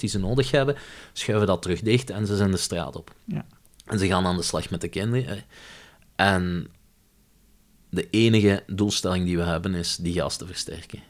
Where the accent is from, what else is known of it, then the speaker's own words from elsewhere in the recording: Limburg, Flanders, Belgium; moved away as an adult; also born or lived in Leuven; Ik ben opgegroeid in Limburg